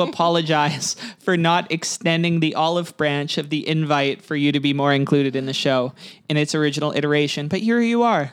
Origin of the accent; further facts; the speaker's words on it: Kelowna, British Columbia, Canada; I had a little home trip to Kelowna